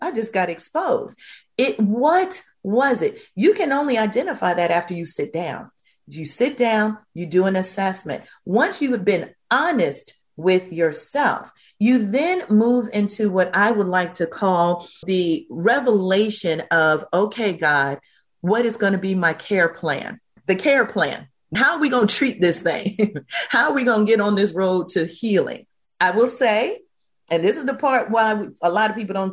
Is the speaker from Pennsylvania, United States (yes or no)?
no; Virginia, United States; growing up in Virginia in the Baptist tradition